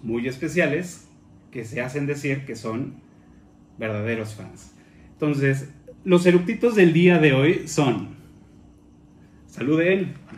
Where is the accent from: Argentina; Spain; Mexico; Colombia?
Mexico; aquí en México